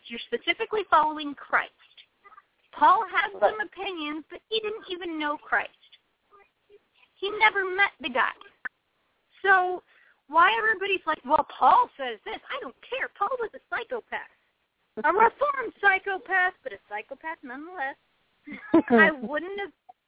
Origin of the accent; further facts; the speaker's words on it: United States; I was born in this country and I grew up being taught about the rights and responsibilities of being an American citizen